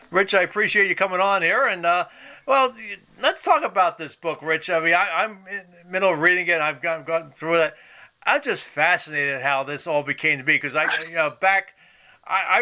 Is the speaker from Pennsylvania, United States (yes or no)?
yes; Philadelphia, Pennsylvania, United States; We're both from Philadelphia.